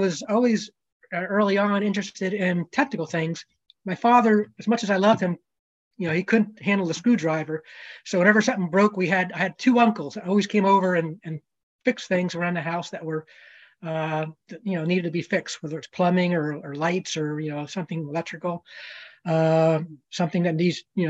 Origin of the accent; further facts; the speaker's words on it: New Jersey, United States; I grew up in New Jersey, probably not too far from where Charlie grew up